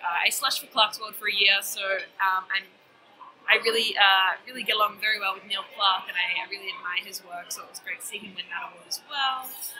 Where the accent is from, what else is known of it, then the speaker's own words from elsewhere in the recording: Melbourne, Victoria, Australia; I write fantasy and horror. I've been experimenting recently with interactive fiction, I came from Melbourne, Australia.